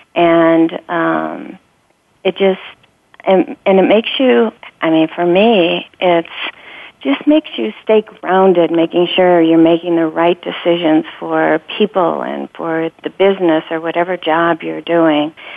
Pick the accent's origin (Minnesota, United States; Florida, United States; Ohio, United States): Ohio, United States; Sandusky; I grew up in Sandusky, Ohio um, in a small town, about 23,000 people